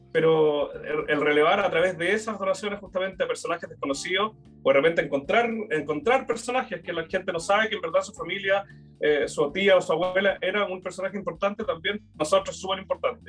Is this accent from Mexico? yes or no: no; Chile; nos ha constituido como chilenos